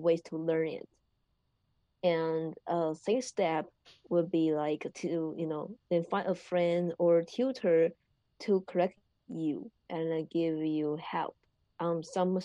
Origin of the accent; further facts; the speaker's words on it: Taiwan; first language Mandarin; English is a second language; I come from Taiwan